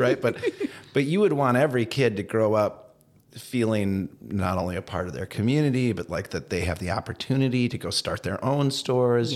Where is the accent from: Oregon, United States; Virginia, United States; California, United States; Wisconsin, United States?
Wisconsin, United States; Madison; moved away; also born or lived in Minnesota; I grew up in Madison